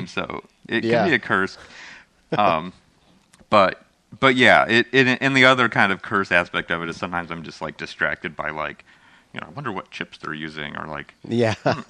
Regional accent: Midwest, United States; I grew up in the United States where we have all this rock

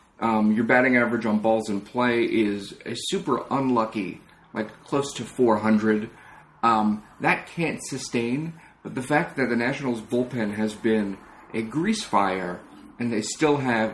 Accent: Long Island, New York, United States; I'm from Long Island.

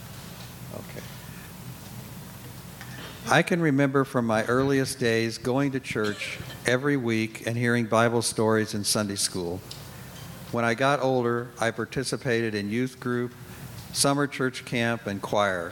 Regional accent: Indianapolis, Indiana, United States; I was born and raised in Indianapolis

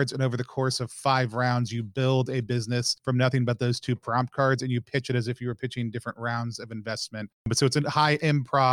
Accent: the South, United States; also born or lived in Seattle, Washington; now in Philadelphia, United States; I grew up in the South

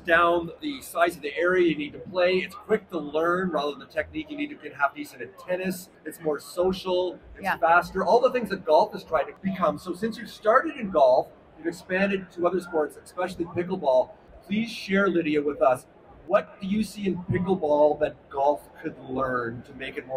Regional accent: Vancouver, British Columbia, Canada; I'm from Canada

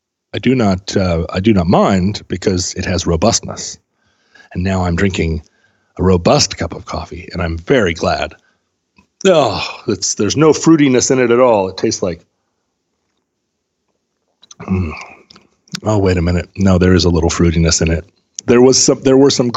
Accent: United States; as a American

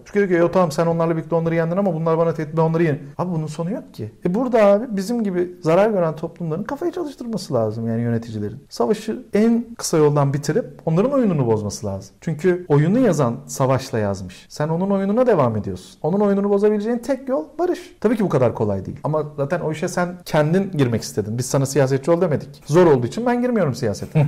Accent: Turkey; moved away as an adult; now in Berlin, Germany; Türkiye'de doğup büyümüşüz

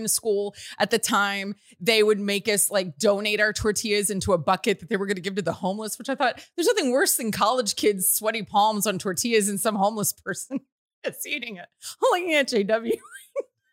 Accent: Houston, Texas, United States; I'm from South Texas, you know, Houston, and went to West Texas to Texas Tech.

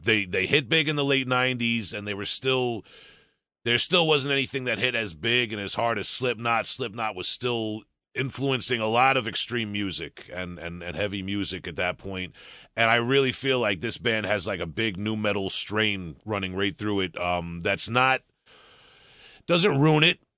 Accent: New York, United States; I'm from New York

